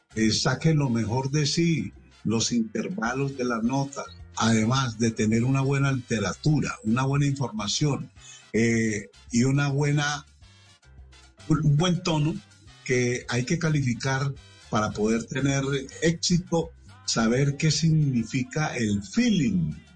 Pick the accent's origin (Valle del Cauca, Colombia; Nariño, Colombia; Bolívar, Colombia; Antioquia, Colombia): Antioquia, Colombia; Medellín; yo soy de Medellín, de un barrio que se llama Naranjal muy cercano a la mm. Plaza de Toros, al estadio, al centro, un barrio que de niño me hizo como un periodista